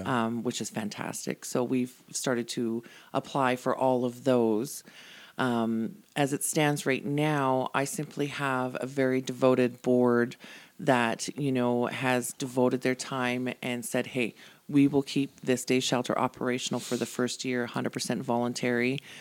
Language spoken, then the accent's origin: English; Calgary, Alberta, Canada; moved away as an adult; now in Airdrie, Canada; born and raised in Calgary. Everybody and everything I ever knew was in Calgary.